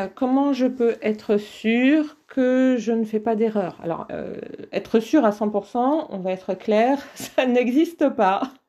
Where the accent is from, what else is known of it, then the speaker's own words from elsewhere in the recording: the North, Hauts-de-France, France; moi je viens d'une famille euh, du Nord. Euh, dans ma famille, on parlait ch'ti